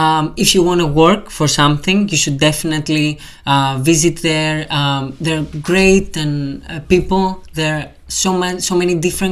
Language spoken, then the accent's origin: English; Greece; also born or lived in Portsmouth; now in London, United Kingdom; It's like my second home. Now I have a third home, like for London, because I moved from Greece.